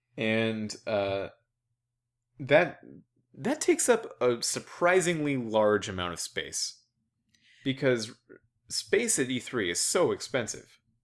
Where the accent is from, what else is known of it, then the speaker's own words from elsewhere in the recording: United States; an American